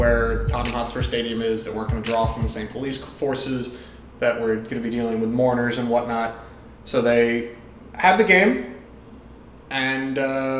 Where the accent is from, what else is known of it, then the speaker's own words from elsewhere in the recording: United States; we're American.